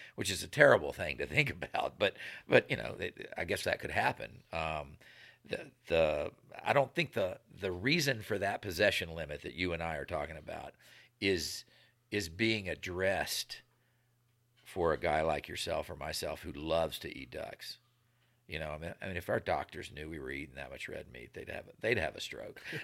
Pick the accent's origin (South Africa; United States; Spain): United States; Virginia; moved away as an adult; also born or lived in Nevada; where I grew up in the East Coast